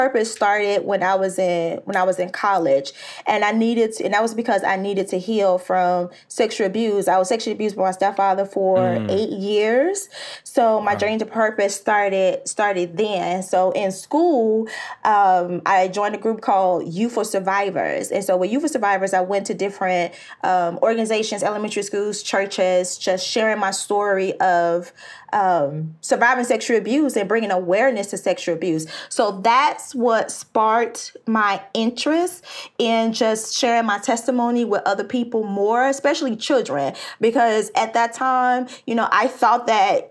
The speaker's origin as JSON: {"language": "English", "town": "Chicago", "region": "Illinois", "country": "United States", "moved": "yes", "lives_now": "Houston, United States", "said": "I'm originally from the Chi"}